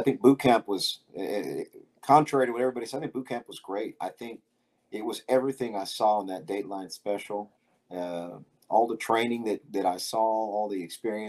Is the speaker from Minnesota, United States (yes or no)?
no; Harlingen, Texas, United States; also born or lived in Misawa Air Base, Japan; Well, originally I was born in Misawa Air Base, Japan, but most of my life is from Harlingen, Texas. My family's originally from Harlingen.